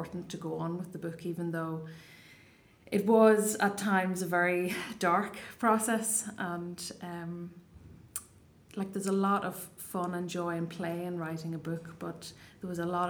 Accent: Ireland; first language Irish; English is a second language; I was away from Ireland, away from home

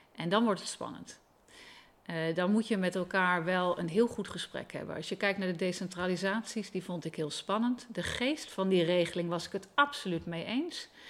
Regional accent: Leeuwarden, Friesland, Netherlands; moved away as an adult; ik ben opgegroeid in Leeuwarden

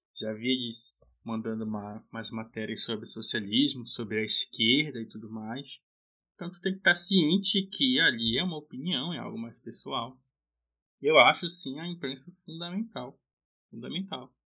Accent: Belém, Pará, Brazil; sou de Belém do Pará

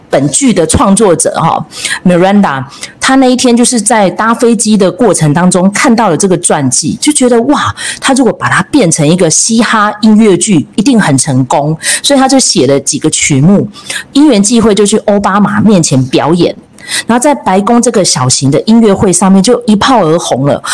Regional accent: Taiwan; 身为一个台湾人在地的

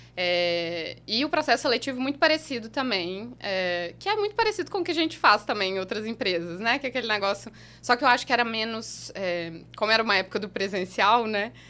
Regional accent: Belo Horizonte, Minas Gerais, Brazil; also born or lived in Utrecht, Netherlands; eu sou de Minas, nascida e criada em Belo Horizonte, morei lá a maior parte da minha vida.

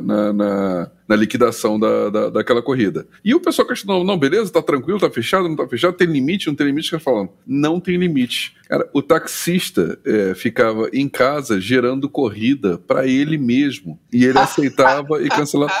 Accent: Rio de Janeiro, Brazil; eu sou carioca, moro no Rio

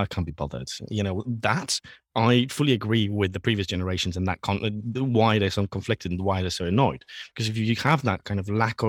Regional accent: Poland; English is a second language; And especially I was born and raised in Poland

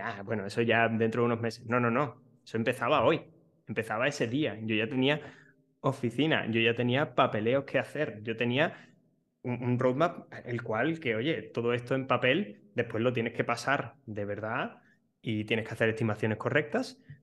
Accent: Seville, Andalusia, Spain; yo justo soy de, Sevilla

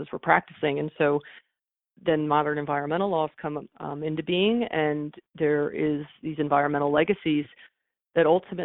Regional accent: Allentown, Pennsylvania, United States; moved away; also born or lived in Philadelphia; I was born in Philadelphia and then grew up in a town about an hour and a half outside of Philadelphia called Allentown.

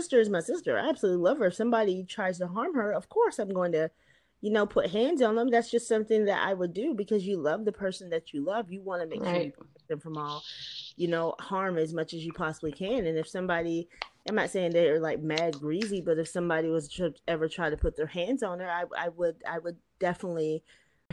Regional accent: East Tennessee, United States; moved away as an adult; also born or lived in Nashville, Tennessee; Me and my sister, we're from East Tennessee.

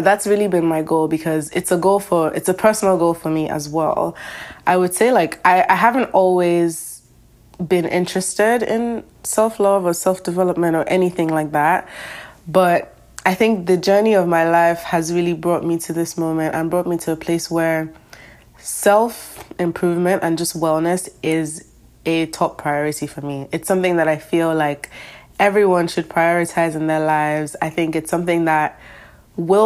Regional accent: Lagos, Nigeria; now in Boston, United States; I'm from Lagos, Nigeria. I'm currently living in America, though. I'm living in Boston.

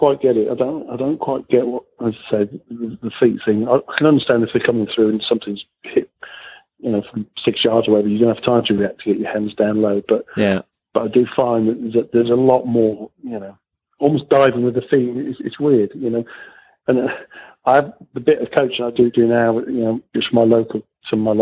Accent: Wales, United Kingdom; I'm Welsh

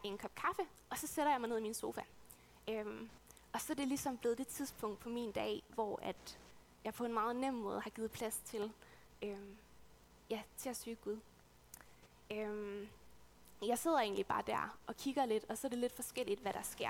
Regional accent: West Jutland, Central Denmark Region, Denmark; moved away as an adult; now in Odense, Denmark; jeg er oprindeligt fra Vestjylland, øhm, et sted ude på den jyske hede

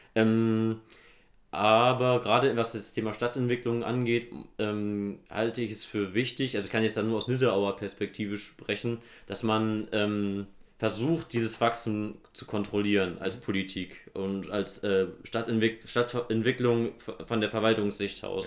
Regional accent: Nidderau, Hesse, Germany; Ich komme aus Nidderau im Main-Kinzig-Kreis

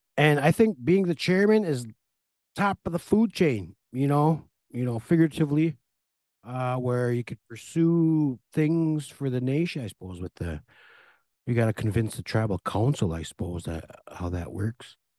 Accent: Red Lake, Minnesota, United States; I moved up here when I was about three, four years old, so I've been here forty-two, forty-three years.

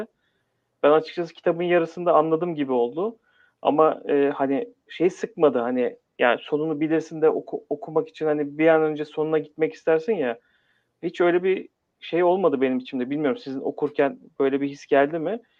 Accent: Istanbul, Turkey; Doğma büyüme İstanbulluyum

